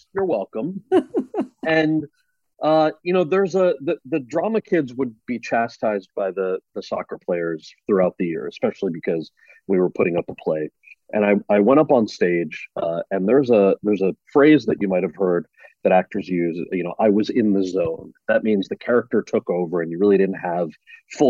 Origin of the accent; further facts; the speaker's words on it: central New Jersey, United States; The town that I grew up in New Jersey